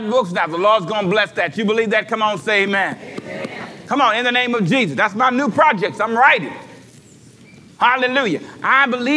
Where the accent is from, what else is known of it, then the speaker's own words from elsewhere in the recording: Los Angeles, California, United States; I grew up in South Central, lived in an apartment all my life